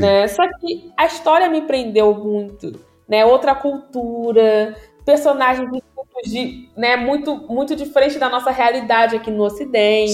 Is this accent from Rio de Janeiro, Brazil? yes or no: yes; Duque de Caxias, Rio de Janeiro, Brazil; moved away as an adult; Eu nasci no Rio de Janeiro, na capital. O hospital também não vou lembrar o nome, já fechou. Uhum. Mas eu me considero caxiense. Tá, eu me considero da Baixada Fluminense, Duque de Caxias